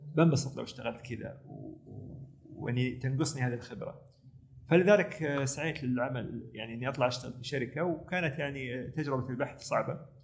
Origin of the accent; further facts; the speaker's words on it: Saudi Arabia; also born or lived in United States; احنا عندنا في السعوديه